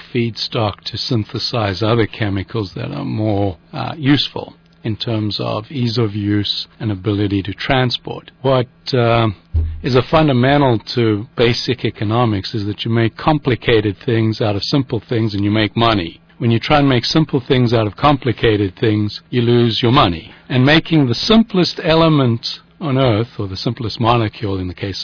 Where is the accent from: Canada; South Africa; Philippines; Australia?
South Africa; moved away as an adult; now in Northern California, United States; I'm a South African, so I grew up in the sun and came to the United States